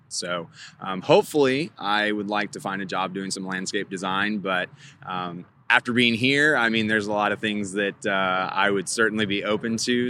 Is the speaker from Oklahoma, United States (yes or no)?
yes; Oklahoma City, Oklahoma, United States; I'm from Oklahoma City